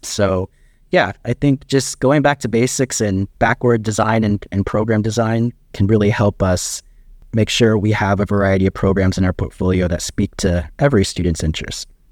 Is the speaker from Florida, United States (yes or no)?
yes; Florida, United States; growing up in Florida